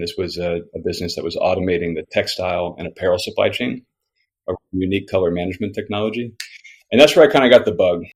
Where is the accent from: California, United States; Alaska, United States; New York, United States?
Alaska, United States; Homer; moved away; I grew up in a fishing town in Alaska called Homer.